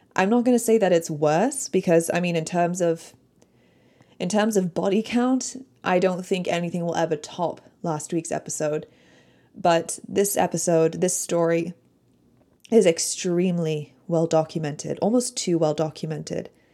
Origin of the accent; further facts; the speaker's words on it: Michigan, United States; I grew up in Michigan